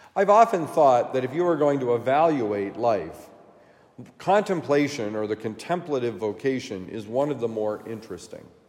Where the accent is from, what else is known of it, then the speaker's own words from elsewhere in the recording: Vermont, United States; my home state of Vermont